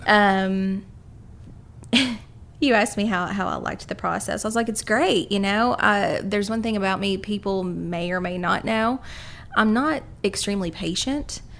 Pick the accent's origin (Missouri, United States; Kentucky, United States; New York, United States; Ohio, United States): Kentucky, United States; Carter County, Eastern; moved away as an adult; now in Lexington, United States; I'm from Eastern Kentucky, Carter County to be specific, and came down here to go to the University of Kentucky